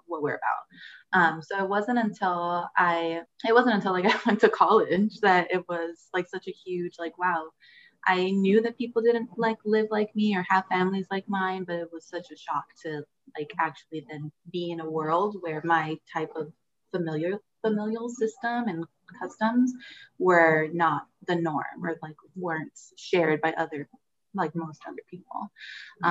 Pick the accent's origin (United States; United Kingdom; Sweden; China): United States; Huntington Park, California; first language Spanish; I am from Huntington Park, California, which, is in the southeast uh, southeast LA county